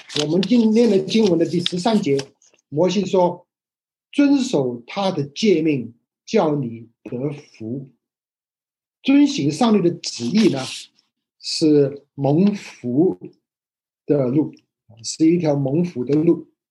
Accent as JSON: {"language": "Chinese", "country": "Hong Kong", "tie": "born or raised there", "moved": "yes", "said": "我以前在香港长大的时候学的是繁体字"}